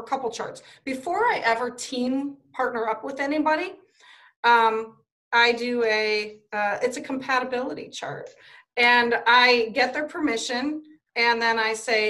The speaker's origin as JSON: {"language": "English", "region": "Ohio", "country": "United States", "said": "I'm from Ohio. So yeah, I'm in Ohio."}